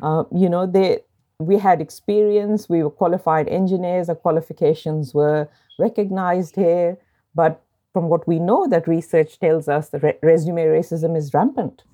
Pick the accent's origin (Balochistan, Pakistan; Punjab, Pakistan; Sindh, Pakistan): Punjab, Pakistan; Lahore; moved away as an adult; also born or lived in Sydney / Port Macquarie; now in Australia; I grew up in Lahore, a city of ten million people